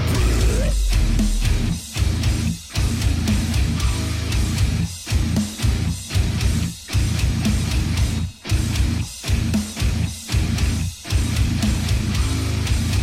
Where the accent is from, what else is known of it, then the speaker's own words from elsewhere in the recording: Buffalo, New York, United States; now in Nashville, United States; I'm from Buffalo, New